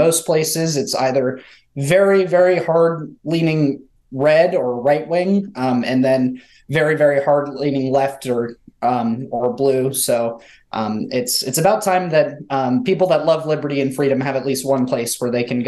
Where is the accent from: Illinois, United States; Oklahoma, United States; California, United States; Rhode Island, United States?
California, United States; now in New Hampshire, United States; as a Californian